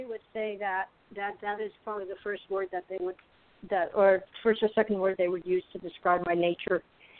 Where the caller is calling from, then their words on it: Arizona, United States; The heat of Arizona.